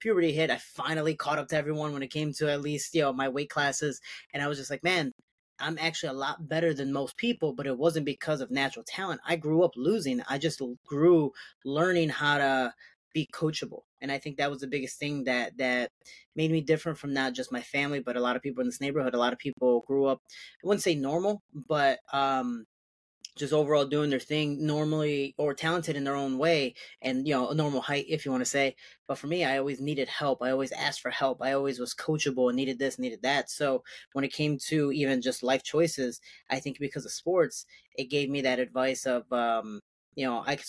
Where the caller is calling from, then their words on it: Chicago, Illinois, United States; I'm actually finally back home. Chicago got back yesterday